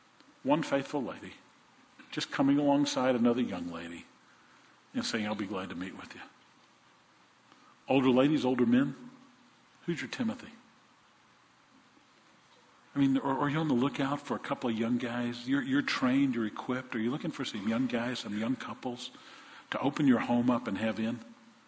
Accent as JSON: {"language": "English", "region": "Oregon", "country": "United States", "said": "And I came from Oregon, and I came down here, and I really don't know anybody"}